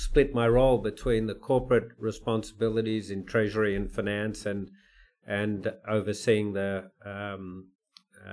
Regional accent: Melbourne, Victoria, Australia; also born or lived in New York; I wanted to be in my hometown of Melbourne, where my family was

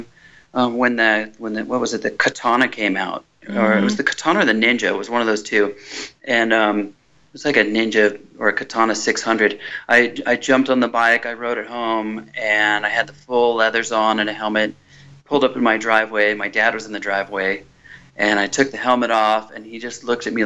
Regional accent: Orange County, California, United States; I grew up in Orange County.

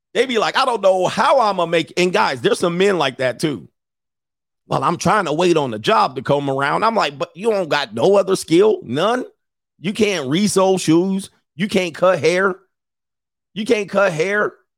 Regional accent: Southern California, United States; I lived in Southern California.

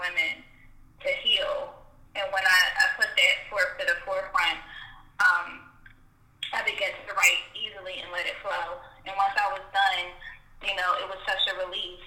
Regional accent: Philadelphia, Pennsylvania, United States; I am from Philadelphia, Pennsylvania. I've been born and raised here. I haven't ever lived anywhere else.

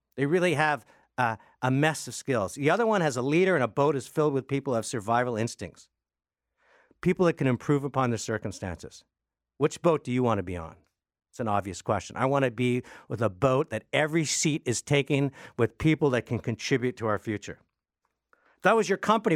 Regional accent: Canada

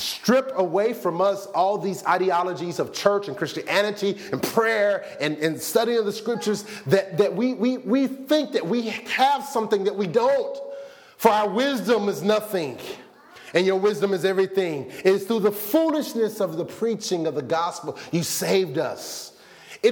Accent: Arkansas, United States; I was born in Arkansas.

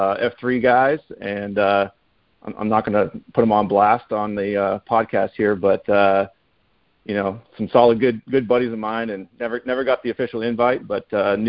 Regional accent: California, United States; moved away as an adult; also born or lived in Charlotte, North Carolina / Fort Mill, South Carolina; used to live in the Charlotte and Fort Mill areas for 6.5 years and moved back to my home state of California in 2017

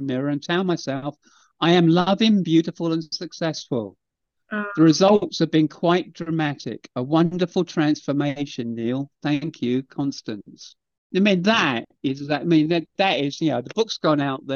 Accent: England, United Kingdom; I'm just English, so I've done it in English

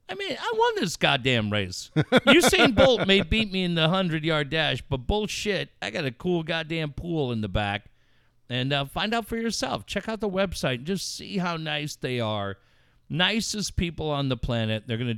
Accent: Cardiff, California, United States; also born or lived in Encinitas / Carlsbad; now in La Mesa, United States; I grew up in Encinitas, Cardiff. I mean, I really grew up in Cardiff, but I spent so much time in Encinitas, spent 8 years living in Carlsbad.

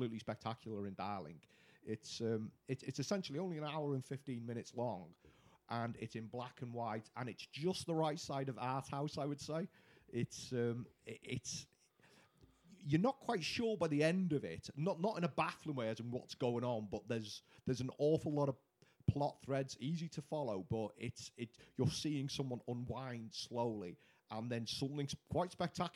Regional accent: Wales, United Kingdom

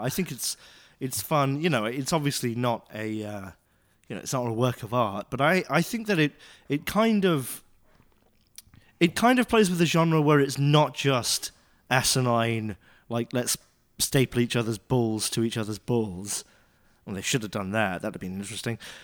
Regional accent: United Kingdom; moved away; I'm British

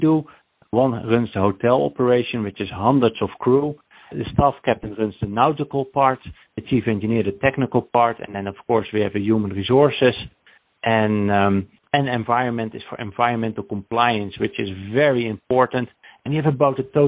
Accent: Netherlands; moved away as an adult; also born or lived in Wellington, New Zealand; now in New Jersey, United States; I am from Holland, the Netherlands. I'm raised, but I was born a Kiwi in New Zealand, Wellington.

